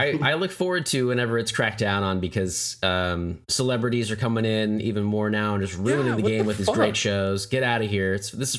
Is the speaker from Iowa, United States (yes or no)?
no; Broken Arrow, Oklahoma, United States; Brent and I grew up here, we grew up in Broken Arrow, Oklahoma